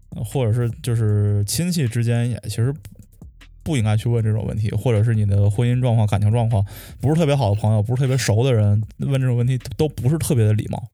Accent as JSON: {"language": "Chinese", "town": "Shijiazhuang", "region": "Hebei", "country": "China", "tie": "born or raised there", "said": "因为我是河北石家庄的，然后我有时候也会回村儿里"}